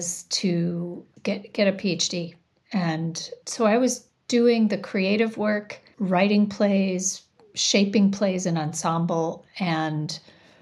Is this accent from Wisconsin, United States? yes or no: yes; Janesville, Wisconsin, United States; now in Shorewood, United States; I grew up in a town called Janesville, Wisconsin, which is about 90 minutes from here.